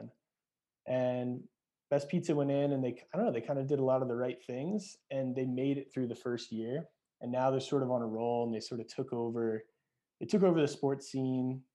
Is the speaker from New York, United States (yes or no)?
yes; Montauk, New York, United States; Half the guys I grew up with out in Montauk are commercial fishermen